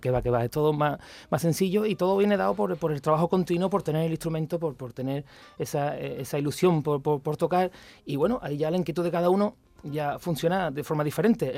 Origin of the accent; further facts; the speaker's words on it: Morón de la Frontera, Andalusia, Spain; el código postal de mi pueblo, 41530